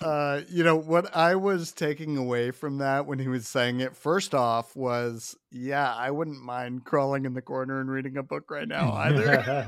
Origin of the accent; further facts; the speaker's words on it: Midwest, United States; I'm from the Midwest too.